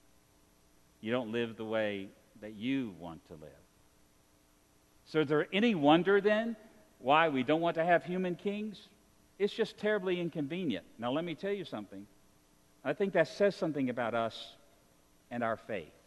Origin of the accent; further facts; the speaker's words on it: Roanoke, Virginia, United States; I come from Virginia, just up the road in Roanoke, Virginia